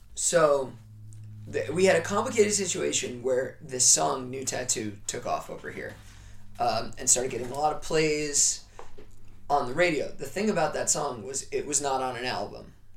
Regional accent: New York, United States; I'm from New York

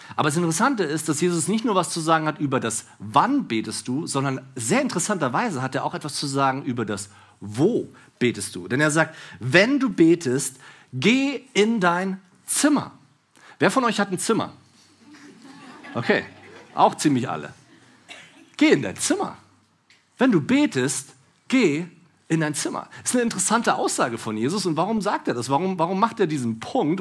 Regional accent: Berlin, Germany; ich bin Berliner

